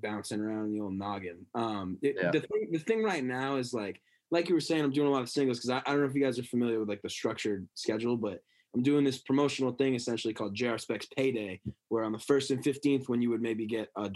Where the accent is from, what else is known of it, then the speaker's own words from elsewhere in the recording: Bangor, Maine, United States; my first show in my hometown